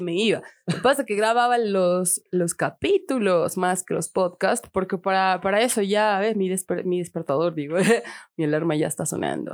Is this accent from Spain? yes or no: no; Tarija, Bolivia; del barrio, el molino, de la tierra, chura tierra, chapaca